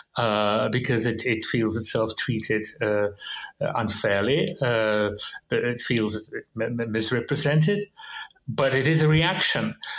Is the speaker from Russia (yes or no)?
yes; Russia; growing up in Russia in the 20th century, uh, in Soviet Union